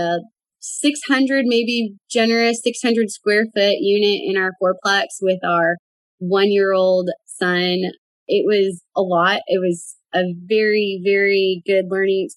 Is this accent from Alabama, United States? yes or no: no; Fort Worth, Texas, United States; I'm from Fort Worth, Texas